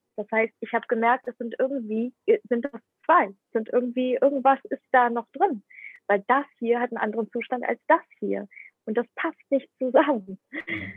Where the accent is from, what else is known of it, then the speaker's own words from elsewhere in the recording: Ukraine; also born or lived in Germany; now in Indonesia; Ich bin aber in der Ukraine geboren und ich spreche auch Bahasa und ich spreche aber auch Englisch